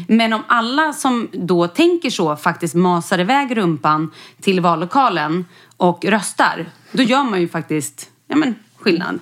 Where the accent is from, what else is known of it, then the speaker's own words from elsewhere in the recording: Skåne, Sweden; Jag är uppvuxen i Skåne